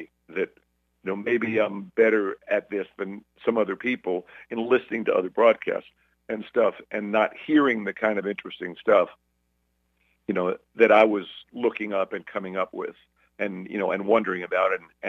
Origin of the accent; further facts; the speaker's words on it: Brooklyn, New York, United States; accent: Brooklyn; and I was, you know, I was from Brooklyn, and I was talking like this back then. I hadn't lost my accent yet.